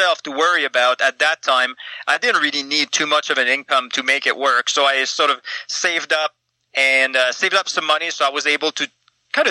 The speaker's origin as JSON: {"language": "English", "region": "Eastern Canada", "country": "Canada", "moved": "yes", "said": "I'm from Eastern Canada, and I came out to check out the mountains like every Easterner does at some point in their teenage years"}